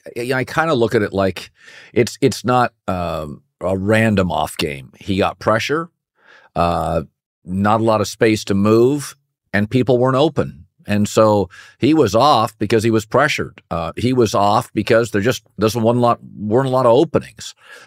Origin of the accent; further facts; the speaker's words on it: Pacific Northwest, United States; I am from the Pacific Northwest.